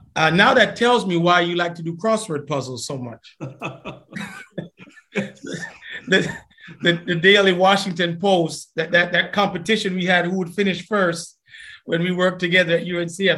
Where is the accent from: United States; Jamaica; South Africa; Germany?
Jamaica; we grew up in Jamaica